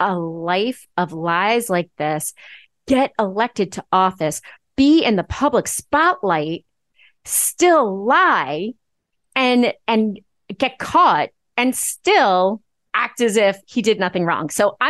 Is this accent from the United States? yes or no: yes; Nassau County, Long Island, New York, United States; I grew up in Nassau County. I started my political career in Nassau County.